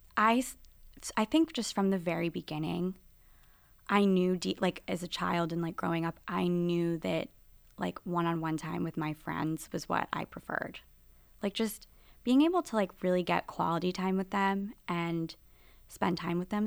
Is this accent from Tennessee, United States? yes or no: yes; Nashville, Tennessee, United States; moved away as an adult; I grew up in Nashville, Tennessee, and I was with, growing up with a Reformed Jewish family